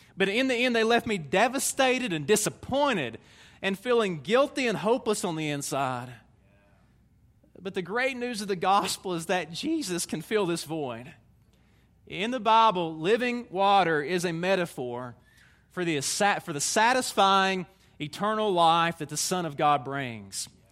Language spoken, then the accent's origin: English; Tennessee, United States; I'm a Tennessee man. You can tell by my accent